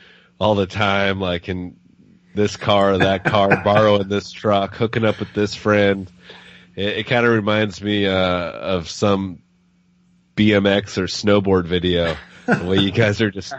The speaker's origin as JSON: {"language": "English", "region": "West Coast", "country": "United States", "said": "we're from the West Coast"}